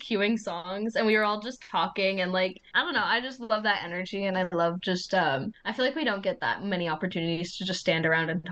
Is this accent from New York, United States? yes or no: no; Southern California, United States; moved away as an adult; now in Michigan, United States; I am from California. Yeah, I'm from Southern California